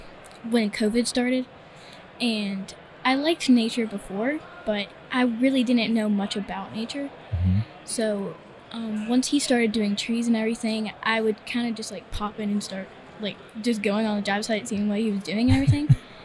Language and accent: English; Pilot, Virginia, United States; So I'm from Pilot, Virginia, and we're right up in the mountains.